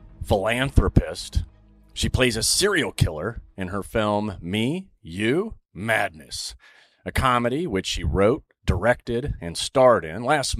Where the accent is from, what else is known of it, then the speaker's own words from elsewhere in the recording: Saudi Arabia; because as a kid growing up in Saudi, which is the most extreme religious state, you know, you could live